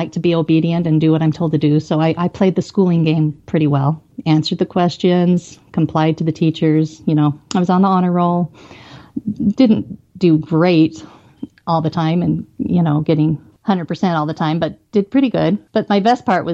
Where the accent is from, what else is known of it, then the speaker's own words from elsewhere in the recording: Twin Falls, Idaho, United States; I grew up mostly in the Twin Falls area